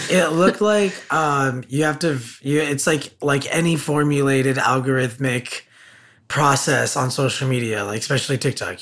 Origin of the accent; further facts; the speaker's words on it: Burbank, California, United States; I grew up in in the San Fernando Valley.